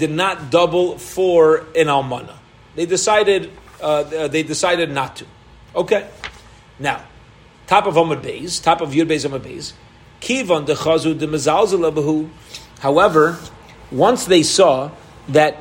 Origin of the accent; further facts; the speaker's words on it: Baltimore, Maryland, United States; I was from Baltimore.